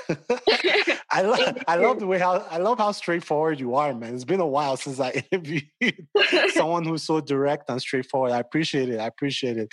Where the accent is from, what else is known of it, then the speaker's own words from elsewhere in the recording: Nigeria; now in United States; being a Nigerian who's living in the US